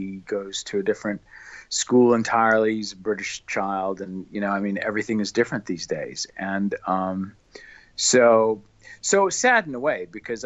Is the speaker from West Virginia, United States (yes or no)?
no; near Chicago, rural Illinois, United States; I'm from the rural cornfields of Illinois, originally back in the late 1950s